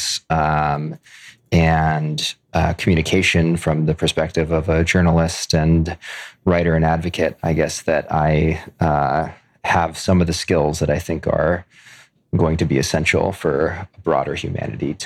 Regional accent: Oakland, California, United States; also born or lived in Canada / United Kingdom; I grew up in Oakland, California

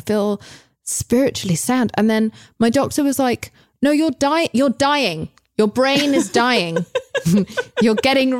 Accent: England, United Kingdom; I'm English.

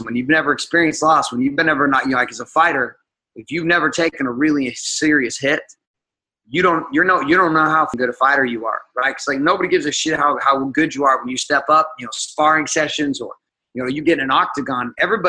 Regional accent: Seattle, Washington, United States; also born or lived in Stockton, California; All over the United States, but mostly the West Coast. So I grew up in Seattle, Washington, and Central California, a place called Stockton.

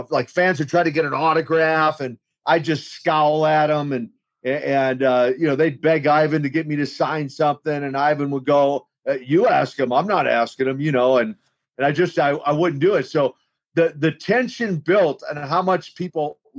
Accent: Minneapolis, Minnesota, United States; actually born in Minneapolis, Minnesota, in what the official title would be Minneapolis Housing Authority, but what we affectionately call the projects or the ghettos of Minneapolis. So, I wasn't born, you might say, with a silver spoon in my mouth, yep. Very humble beginnings.

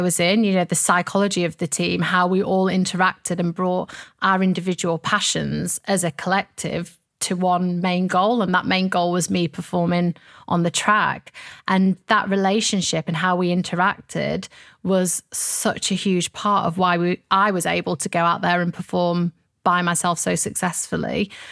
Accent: Sheffield, Yorkshire and the Humber, United Kingdom; I have lots of fond memories of growing up in Sheffield.

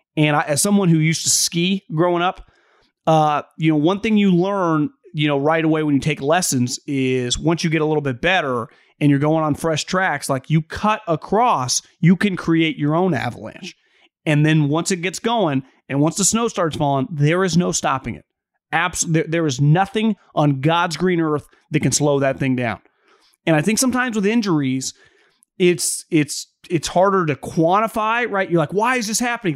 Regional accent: West Coast, United States; I'm from the West Coast

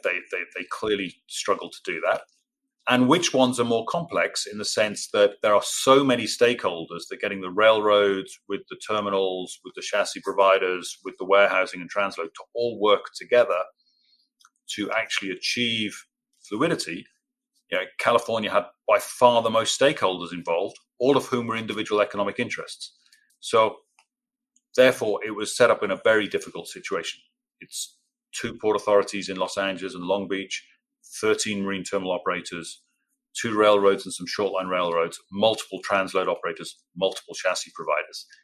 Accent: Cardiff, Wales, United Kingdom; accent: English; moved away as an adult; also born or lived in Birmingham / Singapore / Dubai / Rotterdam; now in Norfolk, United States; I grew up in South Wales in a city called Cardiff

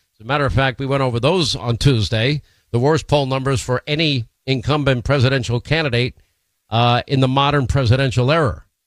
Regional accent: New York, United States; moved away as an adult; now in Florida, United States

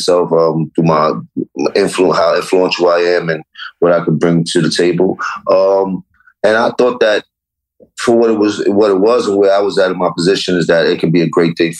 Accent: New York, United States; And I'm from Harlem. All you learned about was hustling when you're Harlem.

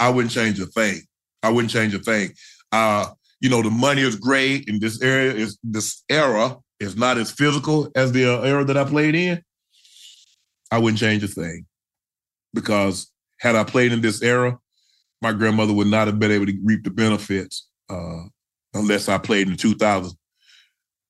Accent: Georgia, United States; I'm from Georgia

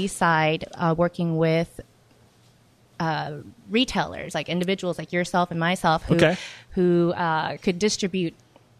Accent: San Antonio, Texas, United States; So I grew up in San Antonio, Texas, yeah.

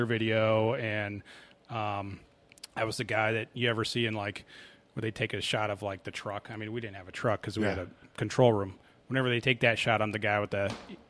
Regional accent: Oregon, United States; now in Arizona, United States; Originally from Oregon, but I've lived here now for about 26 years

